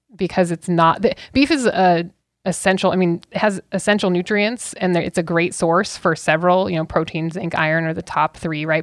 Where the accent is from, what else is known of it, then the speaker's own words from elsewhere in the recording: Auburn, Washington, United States; also born or lived in Kent, Washington; I grew up on the West Side, okay, so, but we had a feed yard and a family ranch